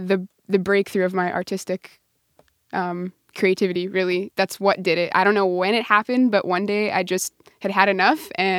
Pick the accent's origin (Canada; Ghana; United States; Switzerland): Canada; Prince Albert, Saskatchewan; I grew up in near Prince Albert, Saskatchewan.